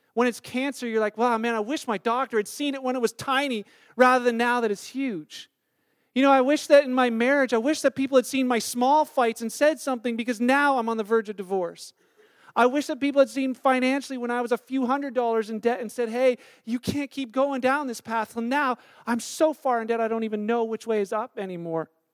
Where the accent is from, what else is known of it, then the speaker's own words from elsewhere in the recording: Canada; we're Canadian